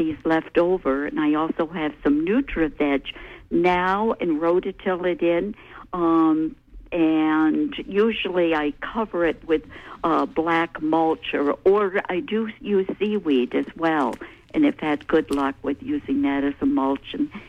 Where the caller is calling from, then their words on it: Winter Harbor, Maine, United States; I'm calling from Winter Harbor